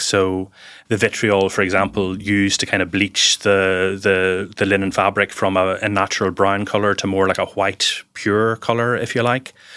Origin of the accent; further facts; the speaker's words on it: Lawrencestown, Northern Ireland, United Kingdom; also born or lived in Banbridge, County Down; I was born in Banbridge, County Down, and grew up in a small village nearby called Lawrencestown